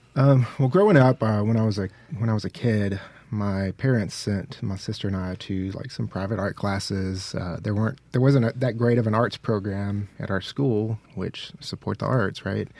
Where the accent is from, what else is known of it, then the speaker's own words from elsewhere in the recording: Mississippi Delta, United States; I grew up in the Mississippi Delta, uh, somewhere between Batesville and Marks